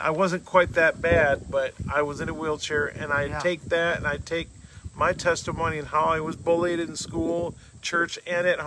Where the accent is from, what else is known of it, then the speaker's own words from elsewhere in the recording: Michigan, United States; moved away as an adult; now in Branson, United States; I'm originally from Michigan.